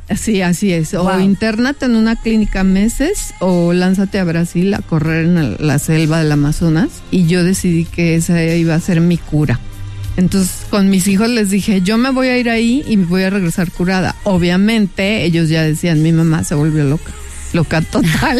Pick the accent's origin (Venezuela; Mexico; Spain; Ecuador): Mexico; Voy a ser la única mujer mexicana